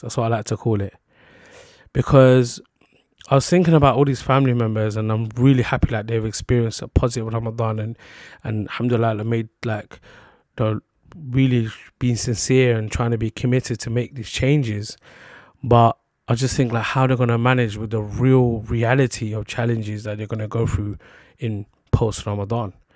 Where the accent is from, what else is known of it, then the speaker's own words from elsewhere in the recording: London, United Kingdom; London was just where I'm based, where I'm from. So I was born in London.